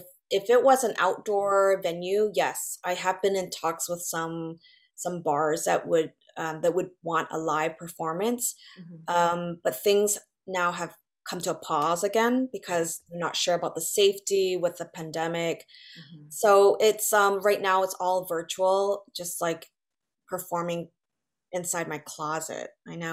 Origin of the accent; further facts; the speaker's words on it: West Coast, United States; now in New York, United States; I love California, and I'm originally from the West Coast